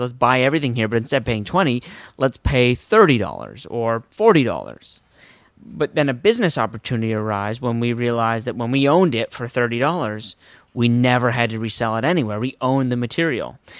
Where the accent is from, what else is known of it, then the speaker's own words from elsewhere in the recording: Westport, Connecticut, United States; I'm from Westport, Connecticut